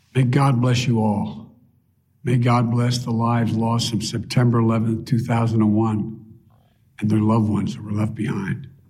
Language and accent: English; Delaware, United States; my friend Davis, who I grew up with in Delaware